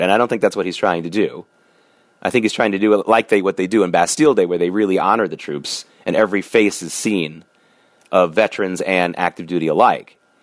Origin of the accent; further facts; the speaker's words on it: New York, United States; as a New Yorker back during the Gulf War